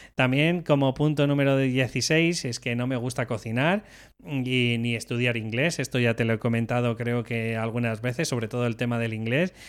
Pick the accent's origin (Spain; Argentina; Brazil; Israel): Spain; Madrid, Community of Madrid; Yo soy de Madrid